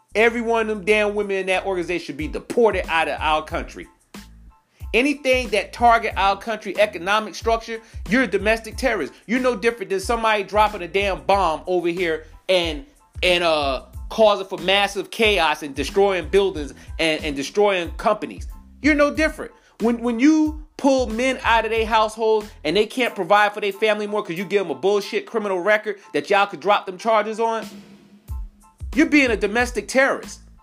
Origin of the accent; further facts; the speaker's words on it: New York, United States; now in South Carolina, United States; I'm originally from New York